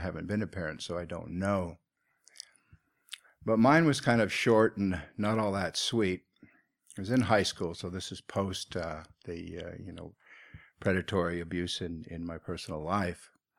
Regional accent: Seattle, Washington, United States; where I grew up in Seattle, Washington.

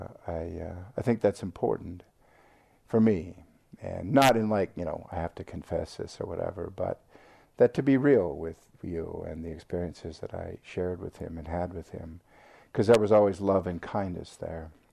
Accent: Seattle, Washington, United States; accent: American; moved away as an adult; also born or lived in Thailand / England; where I grew up in Seattle.

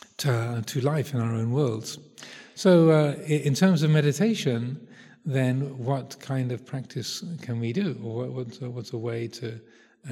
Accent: United Kingdom; speaking as a Brit

